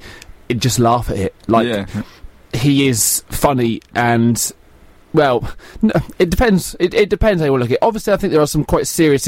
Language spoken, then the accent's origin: English; England, United Kingdom; it's funny because we're English and we've got this history with Maradona, the hand of God and countless other things.